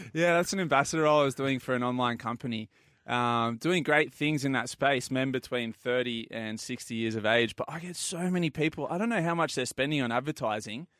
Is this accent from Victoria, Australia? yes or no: no; Port Macquarie, New South Wales, Australia; I'm from Port Macquarie